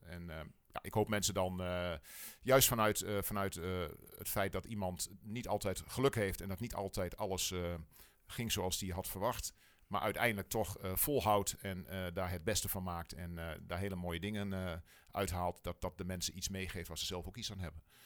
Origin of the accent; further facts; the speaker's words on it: Wierden, Overijssel, Netherlands; Ik kom uit Wierden, wij wonen in Wierden. Ehm, dus wel een echte tukker